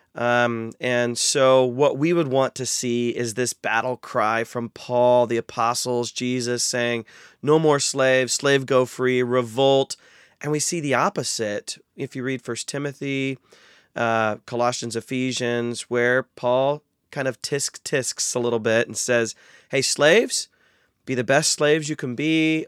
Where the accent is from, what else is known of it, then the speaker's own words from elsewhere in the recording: North Central Ohio, United States; I actually was born and raised in North Central Ohio